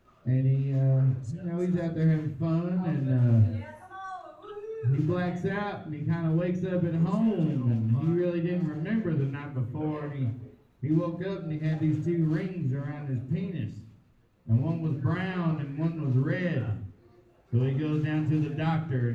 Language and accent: English; Dallas, Texas, United States; moved away; growing up in Oak Cliff, Texas.